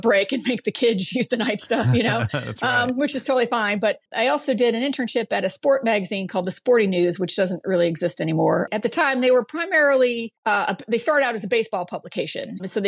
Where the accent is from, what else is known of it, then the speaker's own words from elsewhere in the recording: Brainerd, Minnesota, United States; in a really small town in northern Minnesota, Brainerd, Minnesota. Oh, yeah. And yes, of course, lost my accent, but I can bring it back when I need to.